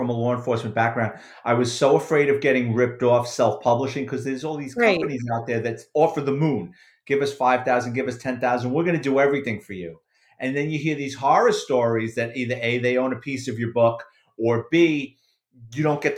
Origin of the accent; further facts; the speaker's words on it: New York City, New York, United States; that's my childhood, basically, growing up in the Bronx